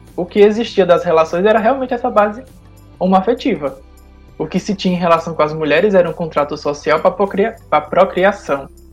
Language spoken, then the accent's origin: Portuguese; Paraíba, Brazil; now in Bahia, Brazil; eu sou natural da Paraíba, mas desde 2007 eu tô morando na Bahia